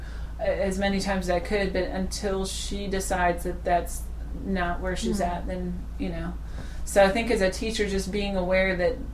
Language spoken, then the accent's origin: English; Holland, Michigan, United States; I've never been to the Netherlands, but I was raised in Holland, Michigan.